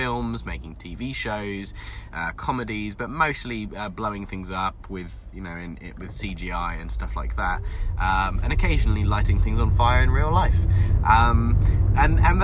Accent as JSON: {"language": "English", "area": "Devon", "region": "South West England", "country": "United Kingdom", "tie": "born or raised there", "said": "I grew up in Devon"}